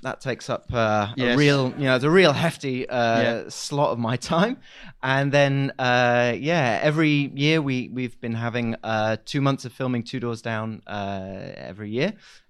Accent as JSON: {"language": "English", "town": "Huddersfield", "region": "Yorkshire and the Humber", "country": "United Kingdom", "tie": "born or raised there", "said": "So I grew up in Huddersfield, which is just there."}